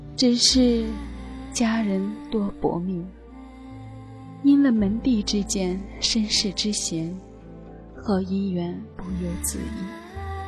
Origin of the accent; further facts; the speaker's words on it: northern China, China; 我呢，是一个来自北方的女子